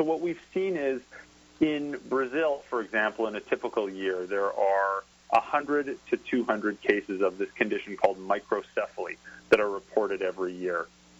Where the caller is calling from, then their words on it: Canada; I'm calling in from Canada